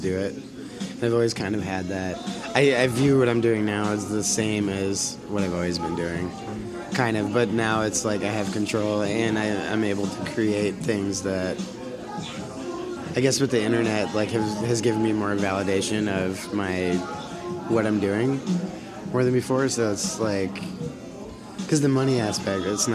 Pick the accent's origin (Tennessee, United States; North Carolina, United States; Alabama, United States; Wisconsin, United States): Wisconsin, United States; Madison; also born or lived in Portland / Boston; I was born in Madison, yeah. On the south, I guess it'd be southwest side. Raymond Road, Russet Road, that's the neighborhood I grew up